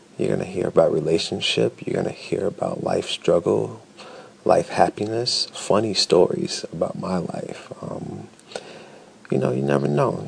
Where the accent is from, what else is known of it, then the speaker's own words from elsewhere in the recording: Chicago, Illinois, United States; now in Detroit, United States; Originally, I'm from Chicago, but Chicago, Illinois, Chi Town, South Side.